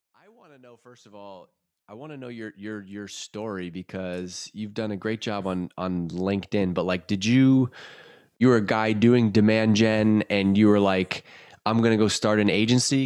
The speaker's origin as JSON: {"language": "English", "town": "Worcester", "region": "Massachusetts", "country": "United States", "tie": "born or raised there", "said": "I'm born and raised in Worcester, grew up in Worcester"}